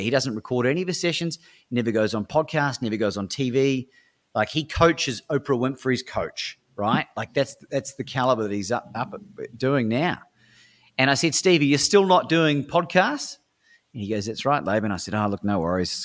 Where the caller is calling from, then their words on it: Melbourne, Victoria, Australia; I'm calling from Melbourne, Australia at the time.